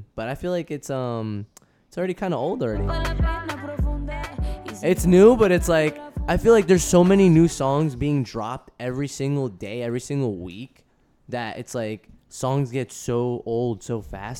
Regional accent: Kearny, New Jersey, United States; also born or lived in Ecuador; I was born there.

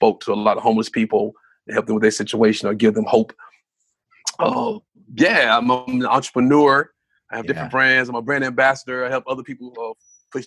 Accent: Spartanburg, South Carolina, United States; now in Greenville, United States; Originally from Spartanburg, South Carolina. I'm in Greenville now. Born and bred in South Carolina

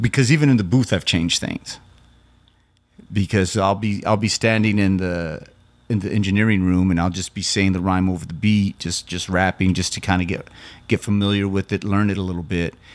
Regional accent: Loving, New Mexico, United States; also born or lived in Carlsbad, New Mexico; So that's what my hometown Loving and Carl's Bad's like. They're ten miles apart.

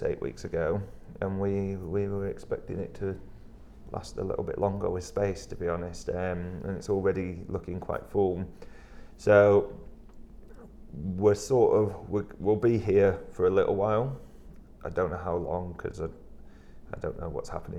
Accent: Bradford, Yorkshire and the Humber, United Kingdom; moved away as an adult; now in Leeds, United Kingdom; I'm from Bradford, which is city next door

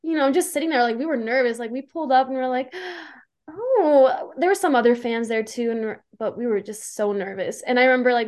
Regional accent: Calgary, Alberta, Canada; my hometown, Calgary

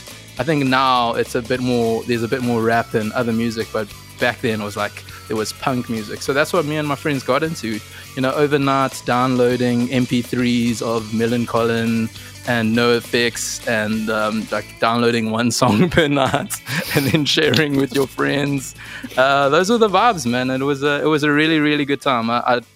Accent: Durban, KwaZulu-Natal, South Africa; I love Durban, man. I'm actually finding now that I'm starting to miss it more and more

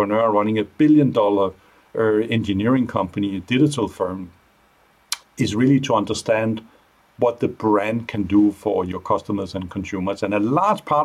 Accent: Denmark; moved away; also born or lived in Asia; my Danish background

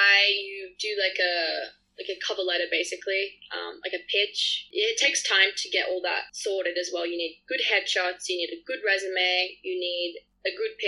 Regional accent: Australia; It's just so hard, especially because I'm Australian and have the visa.

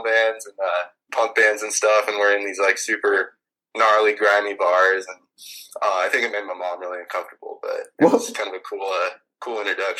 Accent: Spokane, Washington, United States; also born or lived in Texas; I was born in Texas, and I moved a bunch as a kid, but Spokane for, you know, all intents and purposes. I've lived here since I was a kid.

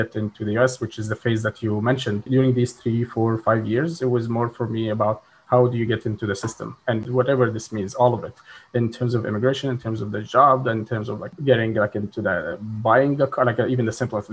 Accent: Egypt; moved away as an adult; now in United States; I'm originally from Egypt. I finished my high school

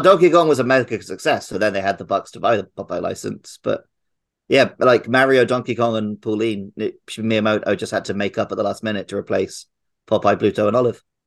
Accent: United Kingdom; now in Japan; I'm British, and me and Matt live in Japan.

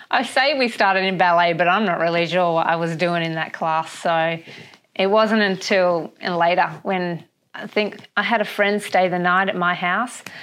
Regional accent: Perth, Western Australia, Australia; also born or lived in Brisbane; we just moved back about 2 weeks ago. We're from Perth.

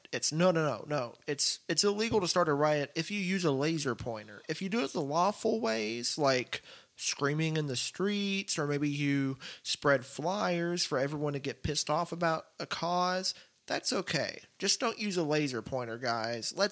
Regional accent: Texas, United States; I'm from Texas

